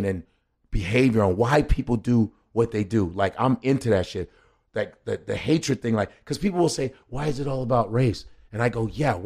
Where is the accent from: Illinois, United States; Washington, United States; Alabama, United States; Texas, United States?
Illinois, United States; Chicago; moved away as an adult; also born or lived in New York City; I grew up in Chicago, started my career in Chicago